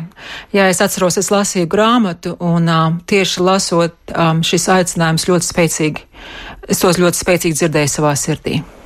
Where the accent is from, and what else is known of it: Bukaiši, Latvia; born or raised there; moved away as an adult; now in United States